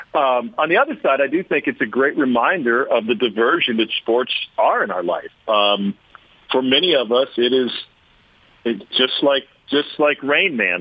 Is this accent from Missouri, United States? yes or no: yes; Missouri, United States; growing up in Missouri